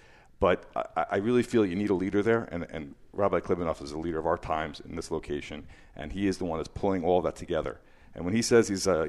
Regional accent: Livingston, New Jersey, United States; also born or lived in Muncie / New York City; I was born in Muncie. I grew up till I was 10 in Muncie, and you know, then I moved. We moved to Livingston

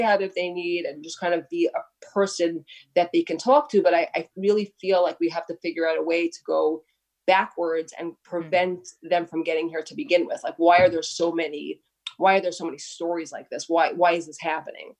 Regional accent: New York City, New York, United States; I grew up in Brooklyn, right here in Brooklyn.

